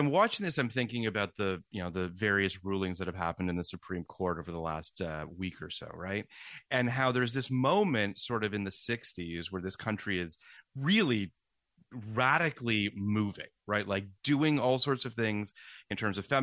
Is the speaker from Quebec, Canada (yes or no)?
no; Toronto, Ontario, Canada; now in United States; I grew up in Toronto